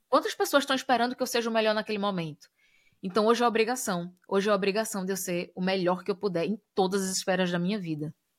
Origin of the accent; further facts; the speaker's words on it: Brazil; moved away; quando a gente sai do Brasil, é, tá no, em outros lugares do mundo, as pessoas, quando identificam a gente é, enquanto brasileiros